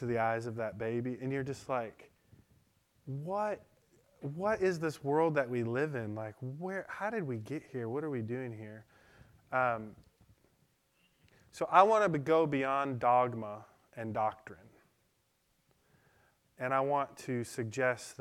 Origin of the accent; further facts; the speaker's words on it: Detroit, Michigan, United States; I learned that in Detroit. I grew up in Detroit.